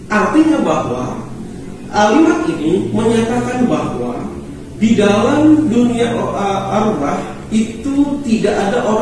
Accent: Jepara, Central Java, Indonesia; Eh, kebetulan di kampung di mana saya tinggal eh, di Jepara, saudara dan saudari sekalian, ya saya berasal dari Jepara.

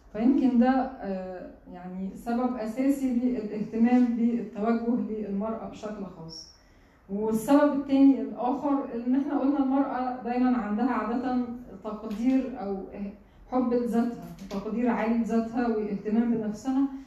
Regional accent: Egypt; عندنا في مصر هنا

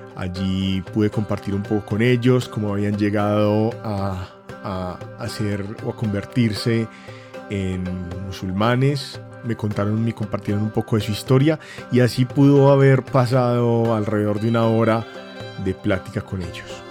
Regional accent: Colombia; en mi país

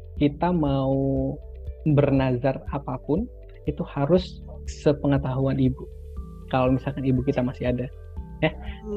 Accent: Sumenep, East Java, Indonesia; aku dari Sumeneb, kota uh-huh. kecil di Madura

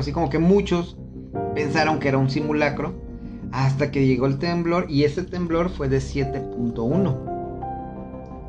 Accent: Mexico; todos como mexicanos nos ayudamos

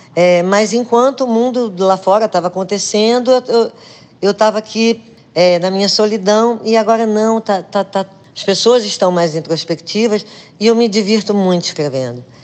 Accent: Rio de Janeiro, Brazil; moved away; also born or lived in Recife; eu nasci no Rio de Janeiro

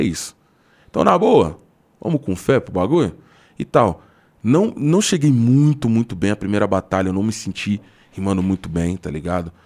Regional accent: São Paulo, Brazil; eu sou de São Paulo

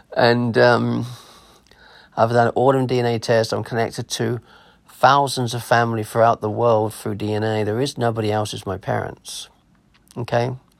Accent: Clacton-on-Sea, East of England, United Kingdom; accent: English; also born or lived in Germany / America; I was born in Clacton on Sea War Hospital.

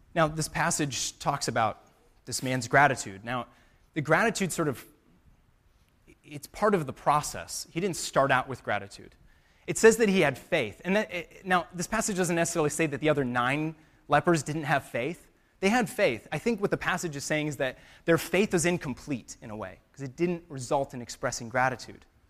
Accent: United States; us as American Christians

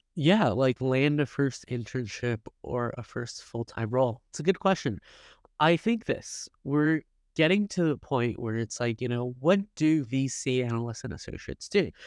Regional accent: Silicon Valley, California, United States; also born or lived in Los Angeles; I grew up in Silicon Valley

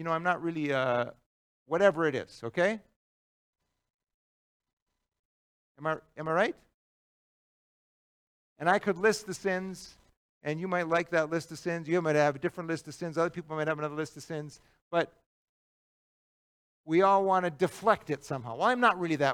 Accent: United States; we as white American Christians

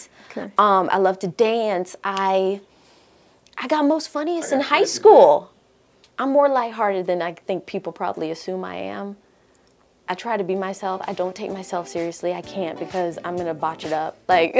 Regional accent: Fort Lauderdale, Florida, United States; also born or lived in Jamaica; now in Huntsville, United States; I grew up in Fort Lauderdale, but we left Jamaica. My mother left Jamaica when she was right after she had me, basically. So I'm really a Floridian, but I'm born in Jamaica

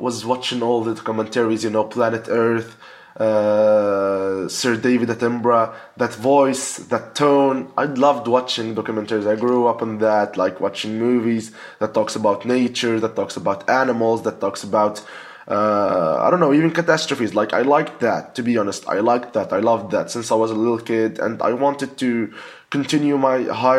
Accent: Tunisia; I'm 23 years old. I'm from Tunisia.

